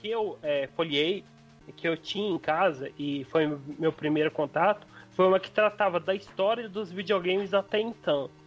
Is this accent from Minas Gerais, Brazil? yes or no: yes; Frutal, Minas Gerais, Brazil; Eu sou de Frutal, Minas Gerais, uma cidade que na época tinha 40 mil habitantes, então era impossível.